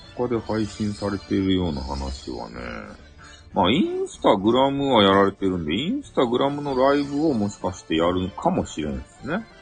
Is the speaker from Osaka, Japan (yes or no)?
no; Hakata, Fukuoka, Japan; accent: Hakata dialect